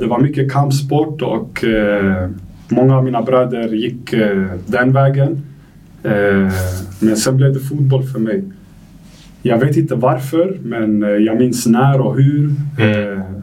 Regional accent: Stockholm, Stockholm County, Sweden; also born or lived in Algeria; now in Degerfors, Sweden; jag är uppväxt i Tensta

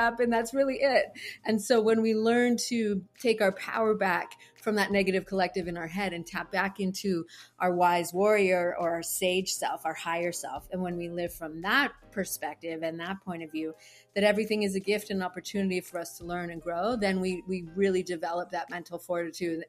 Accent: Canada; moved away as an adult; now in Hawaii, United States; I'm originally from Canada

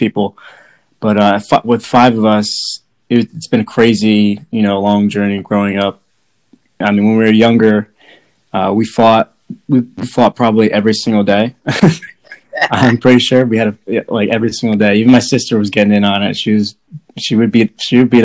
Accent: Mountainside, New Jersey, United States; moved away as an adult; now in Alabama, United States; I'm from New Jersey, grew up in a small town called Mountainside

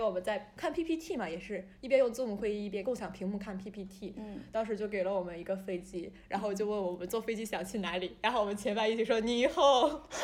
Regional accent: China; 我来自中国啊，我的家乡怎么样，我住的房子旁边有条河

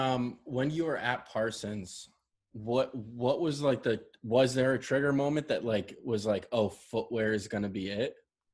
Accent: Poland; born there; like I was born in Poland, my parents are immigrants as well.

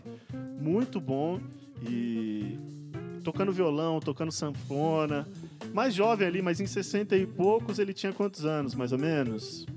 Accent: Brazil; now in São Paulo, Brazil; pro interior, visitei Manhinha. E lá, né, casa onde eu cresci

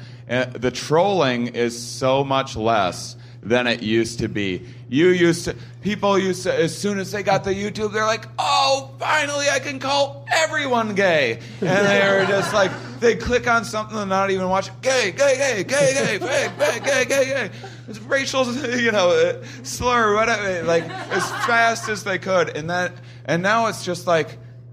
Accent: Midwest, United States; I'm from the Midwest

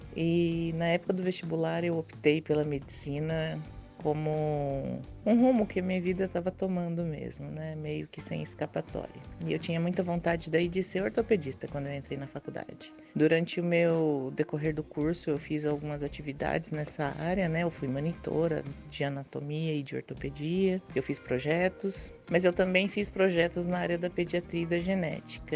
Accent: Maringá, Paraná, Brazil; eu nasci em Maringá, aqui no estado do Paraná, e eu sempre morei, estudei, tive minha infância, adolescência toda aqui em Maringá

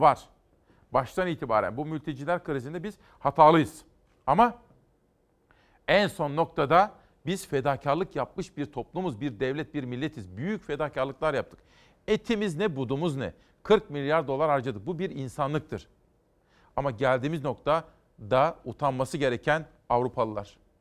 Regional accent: Kütahya, Turkey; moved away; memlekete geçelim Kütahya'ya

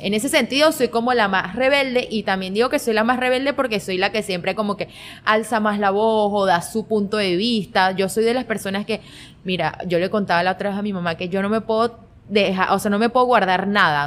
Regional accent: Guanare, Portuguesa, Venezuela; yo nací aquí en Guanare, okay. tengo 25 años, y siempre me he creado acá en Guanare

